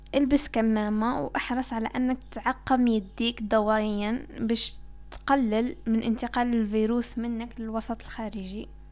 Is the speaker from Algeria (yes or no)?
yes; Algeria; أنا كمواطن جزائري بسيط